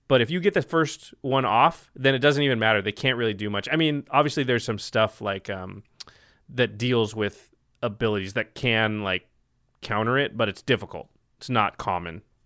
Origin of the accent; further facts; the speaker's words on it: Portland, Oregon, United States; I'm from Portland